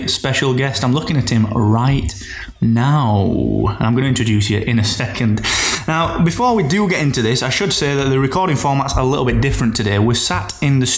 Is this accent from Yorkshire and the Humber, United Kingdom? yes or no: yes; Barnsley, Yorkshire and the Humber, United Kingdom; accent: Barnsley; we both have like a really Barnsley accent